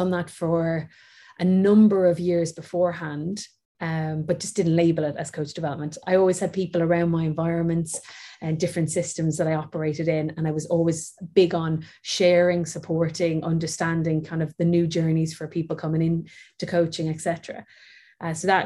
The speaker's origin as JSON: {"language": "English", "town": "Waterford", "region": "Munster", "country": "Ireland", "moved": "yes", "said": "I'm from Waterford, where the Waterford Crystal is"}